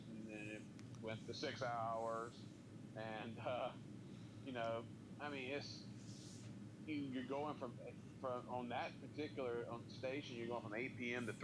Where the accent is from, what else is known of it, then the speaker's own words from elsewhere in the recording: Atlanta, Georgia, United States; growing up in the Atlanta area